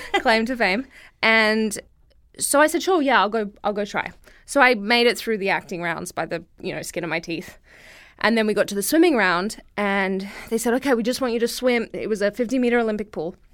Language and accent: English; Brisbane, Queensland, Australia; moved away as an adult; now in United States; I come from Brisbane, Australia